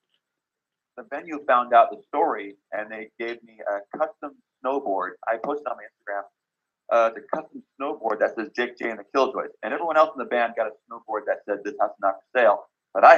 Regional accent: Salt Lake City, Utah, United States; now in Nashville, United States; although we're from Nashville, Tennessee, I was born and raised right here in Salt Lake City

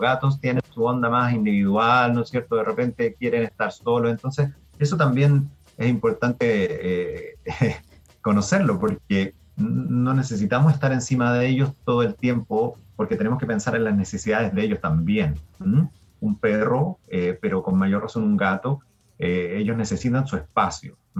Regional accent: Chile

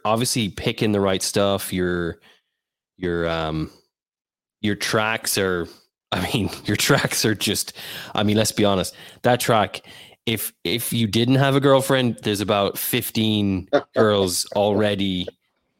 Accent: Ireland; I'm Irish

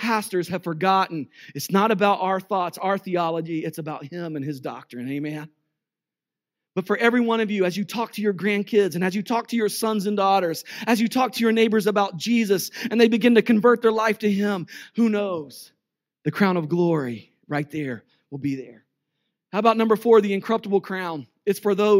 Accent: United States; I'm American

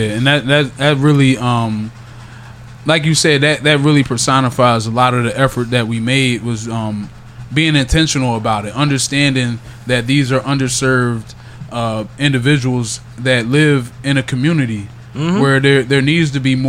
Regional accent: Yeadon, Pennsylvania, United States; also born or lived in Philadelphia; So I was born in South Philly.

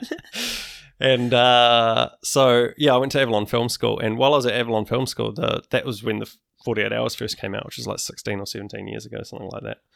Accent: Wellington, New Zealand; growing up in Wellington, I used to do stop go animation

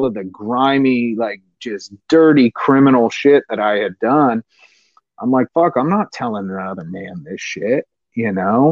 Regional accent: San Diego, California, United States; I'm a redneck from East County, San Diego.

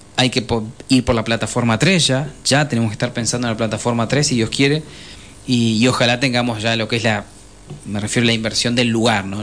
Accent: Argentina; nosotros no cambiamos como sociedad argentina

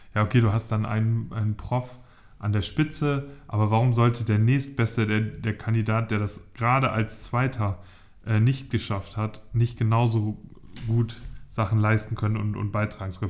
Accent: Northern Germany, Germany; ich identifiziere mich ja als Norddeutscher

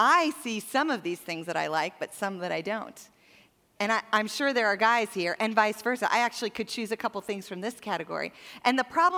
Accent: Montana, United States; I grew up in Montana, which is like 20 years behind the rest of the world

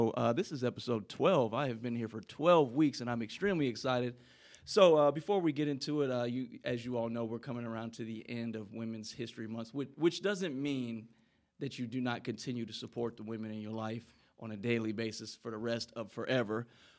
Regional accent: Midwest, United States; moved away as an adult; now in Las Vegas, United States; I love Vegas, man. It's like my second home, and I'm from the Midwest, so you know it's a completely new environment for me.

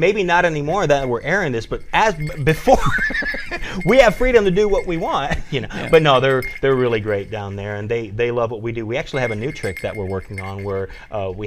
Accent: Florida, United States; now in Gatlinburg, United States; I'm originally from Florida

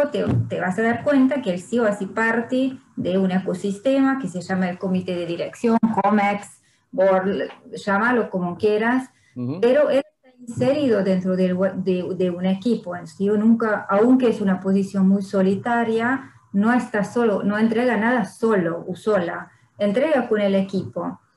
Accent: Hungary; Spanish is a second language; moved away as an adult; also born or lived in France / Brazil; Soy húngara y francesa

